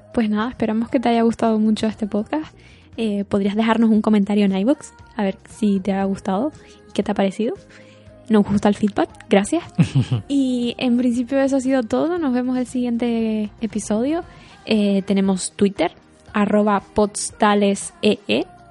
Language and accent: Spanish; Canary Islands, Spain; now in Estonia; soy de Canarias